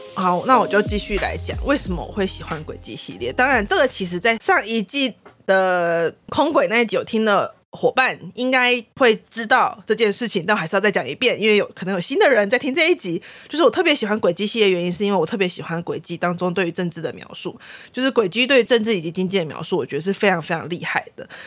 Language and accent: Chinese; Taiwan; 我觉得作为一个台湾人